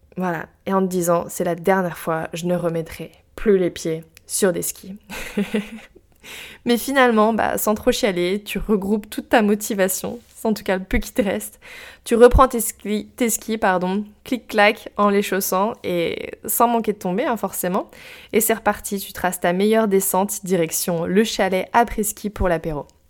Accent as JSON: {"language": "French", "region": "Brittany", "country": "France", "tie": "born or raised there", "said": "j'ai grandi en Bretagne, au bord de l'eau sur la côte ouest."}